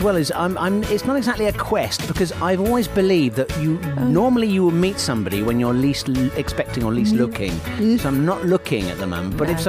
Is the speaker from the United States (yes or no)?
no; Australia; I love how you refer to Conchita as Australian, given that I'm actually Aussie and we'd take her in a heartbeat.